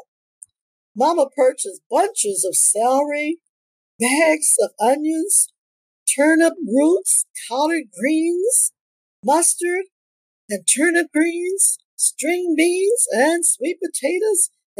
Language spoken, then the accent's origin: English; Detroit, Michigan, United States; also born or lived in Toronto, Ontario, Canada; I was born on October the 11th, 1942 in Toronto, Ontario, Canada. And I migrated to Detroit, Michigan as a young child.